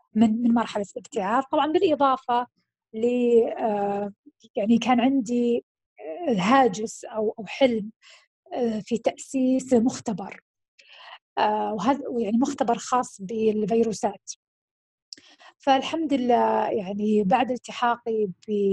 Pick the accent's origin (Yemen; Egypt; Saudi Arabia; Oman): Saudi Arabia; also born or lived in United Kingdom; عندنا في السعودية وانا هذيك في هذيك الفتره ما كنت موجوده بالسعوديه